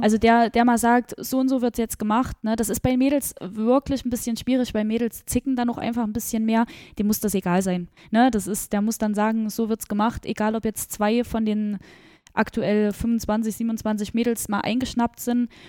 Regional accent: Gera, Thuringia, Germany; ich komme ja äh, gebürtig aus Gera

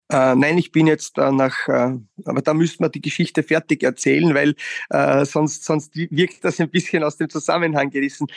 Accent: Wiener Neustadt, Lower Austria, Austria; in meiner Heimatstadt die Rolle des Vizebürgermeisters ausüben kann

